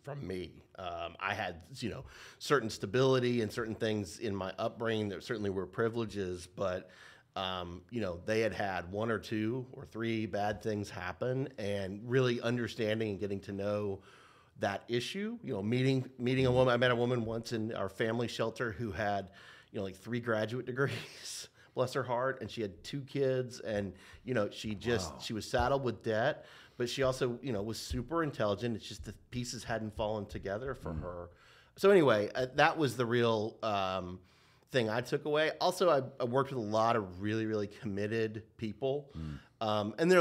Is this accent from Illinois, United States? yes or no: no; Nashville, Tennessee, United States; moved away as an adult; now in Portland, United States; I'm from Nashville, Tennessee. It's where I was born and raised.